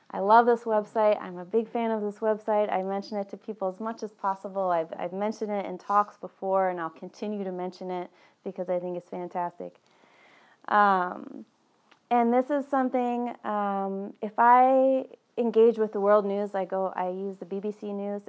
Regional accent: East Coast, United States; moved away; I was born on the East Coast and somehow that's still very much alive in me.

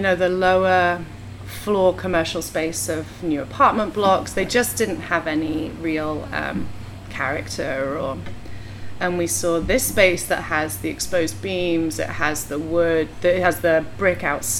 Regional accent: England, United Kingdom; moved away as an adult; now in Portland, United States; we moved to Portland about 13 years ago. We're both from England.

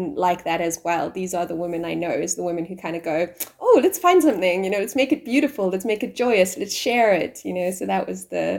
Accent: South Africa; I'm South African

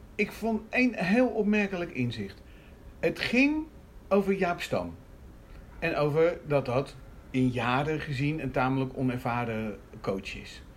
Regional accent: Rotterdam, South Holland, Netherlands; nou ben ik een Rotterdammer

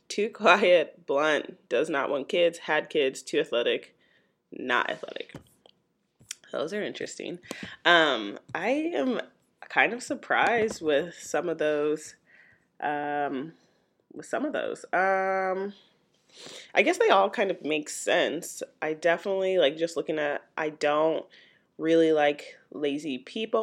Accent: St. Louis, Missouri, United States; my hometown, Saint Louis, Missouri

